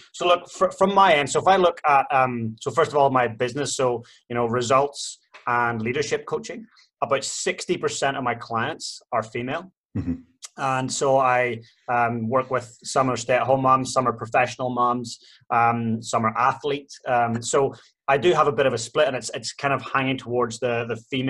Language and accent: English; Ireland; Ireland was the same. Like, we are the home of potatoes